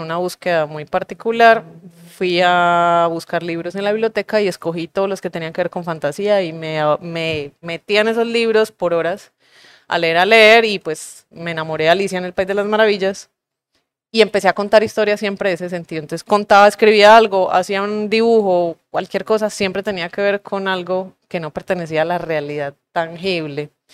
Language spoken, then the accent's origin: Spanish; Urabá, Antioquia, Colombia; moved away; yo crecí en Urabá